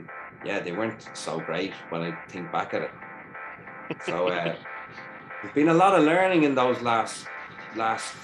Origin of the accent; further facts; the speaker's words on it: Ireland; also born or lived in Dublin; embrace me as your Detroit brother from Ireland